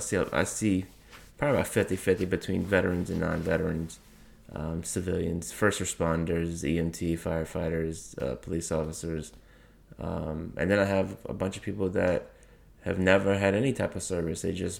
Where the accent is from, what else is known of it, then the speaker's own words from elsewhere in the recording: New Orleans, Louisiana, United States; So I am born in Louisiana, born and raised on the West Bank and the East Bank of New Orleans.